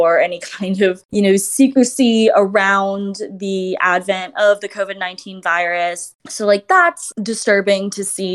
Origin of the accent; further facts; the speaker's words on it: United States; being Chinese American and, you know, living in the United States right now